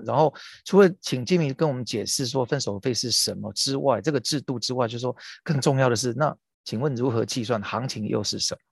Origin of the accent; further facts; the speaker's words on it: Taiwan; 作为台湾人